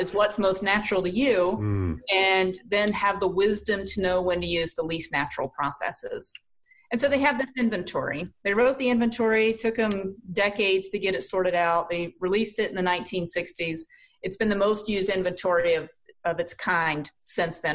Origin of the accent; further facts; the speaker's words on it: South Carolina, United States; accent: southern; moved away as an adult; now in Canton, United States; born and raised in South Carolina. Ended up here in Canton, Ohio